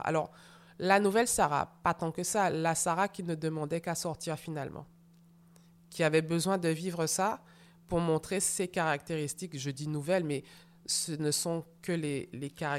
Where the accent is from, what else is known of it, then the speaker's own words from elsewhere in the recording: Martinique; moved away; je suis donc rentrée chez moi en Martinique avec ma maman